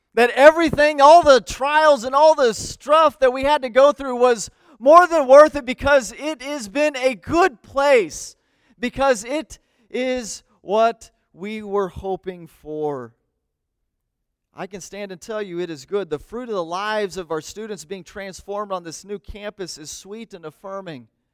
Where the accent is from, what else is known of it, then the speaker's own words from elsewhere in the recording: United States; I love being an American